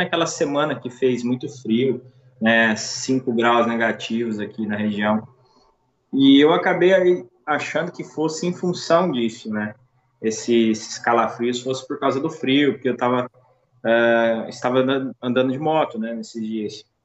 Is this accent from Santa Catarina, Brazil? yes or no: no; Uberaba, Minas Gerais, Brazil; born there; sou nascido em Uberaba, Minas Gerais, é, tenho 30 anos e sou pai, né?